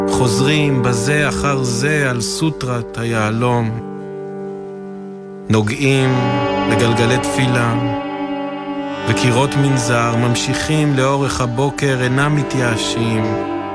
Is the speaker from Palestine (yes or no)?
yes; Psagot, West Bank, Palestine; ואני גדלתי בפסגות, בהתנחלות.